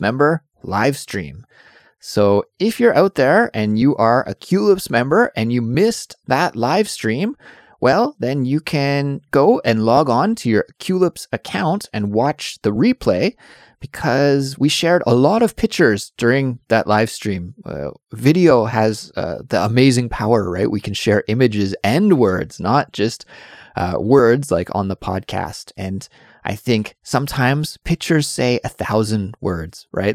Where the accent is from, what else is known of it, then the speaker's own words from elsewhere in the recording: Kelowna, British Columbia, Canada; moved away; I am from Canada originally, and I grew up in a town called Kelowna, B C.